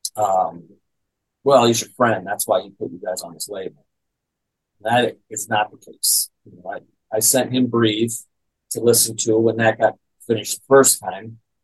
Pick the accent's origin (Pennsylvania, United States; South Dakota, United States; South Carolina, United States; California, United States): South Dakota, United States; I grew up in South Dakota, so there's not much going on there, you know. And little kid from South Dakota